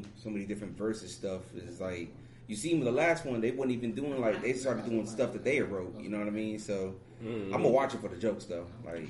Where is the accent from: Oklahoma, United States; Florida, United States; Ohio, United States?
Ohio, United States; I am from Ohio.